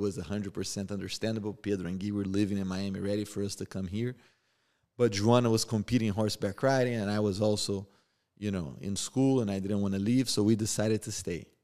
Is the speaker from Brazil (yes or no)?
yes; Rio de Janeiro, Brazil; born or raised there; now in United States